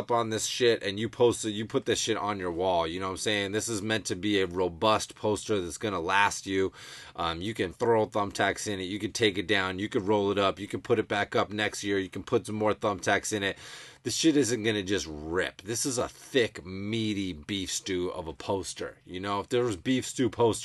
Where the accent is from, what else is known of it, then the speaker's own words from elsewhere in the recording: Massachusetts, United States; born and raised in Mass